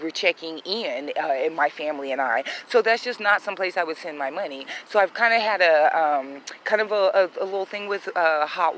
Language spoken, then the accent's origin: English; United States; I'm a black woman that was born and raised in the United States